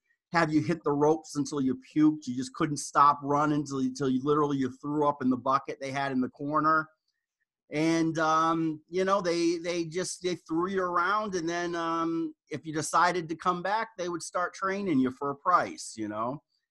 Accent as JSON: {"language": "English", "region": "Rhode Island", "country": "United States", "tie": "born or raised there", "said": "I grew up in Rhode Island"}